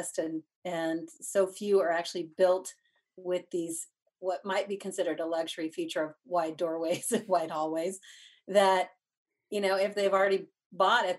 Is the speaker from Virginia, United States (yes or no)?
no; Dallas, Texas, United States; now in Asheville, United States; we're from Texas, so, you know, back in Dallas